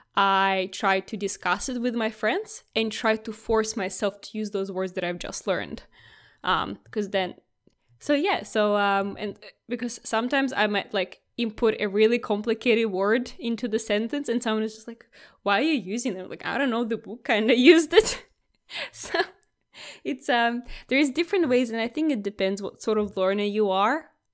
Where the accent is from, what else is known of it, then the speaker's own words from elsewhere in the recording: Russia; English is a second language; now in Australia; I was never called Russian from the first go.